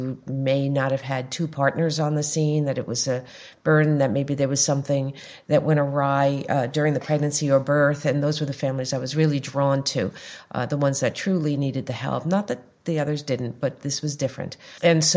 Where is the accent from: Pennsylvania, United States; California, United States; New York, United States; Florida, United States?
New York, United States; Long Island; also born or lived in Greenwich Village, New York / Brooklyn, New York; I grew up on Long Island. I moved into Greenwich Village in the 70s, and then I moved over to Brooklyn